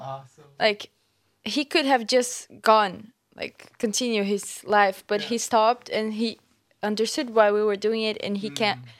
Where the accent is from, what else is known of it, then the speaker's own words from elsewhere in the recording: Brazil; moved away; I, I'm from Brazil